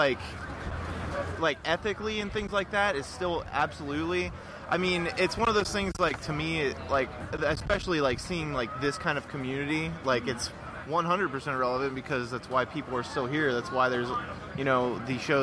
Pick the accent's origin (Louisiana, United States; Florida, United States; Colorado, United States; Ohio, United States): Ohio, United States; I'm from Ohio